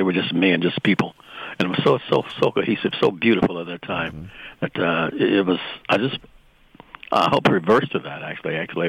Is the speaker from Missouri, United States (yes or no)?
yes; St. Louis, Missouri, United States; found out I was from St. Louis. And so when he came back to St. Louis